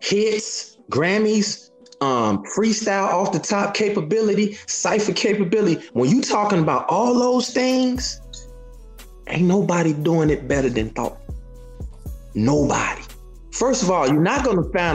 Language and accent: English; Chicago, Illinois, United States; I'm from Chicago